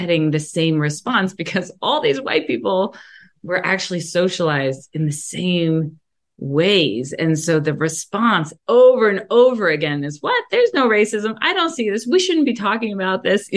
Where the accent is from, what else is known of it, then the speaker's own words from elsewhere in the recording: Mount Lebanon, Pennsylvania, United States; I grew up in Mount Lebanon, a suburb of Pittsburgh, that was almost 100% white